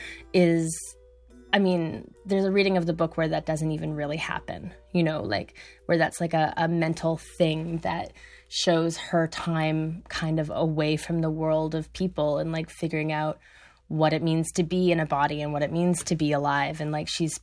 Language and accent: English; Alberta, Canada; I'm from Alberta